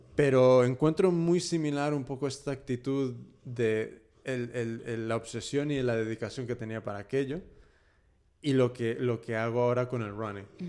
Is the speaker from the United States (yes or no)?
yes; California, United States; moved away as an adult; also born or lived in Sinaloa, Mexico; now in Spain; yo he nacido y me he criado en, California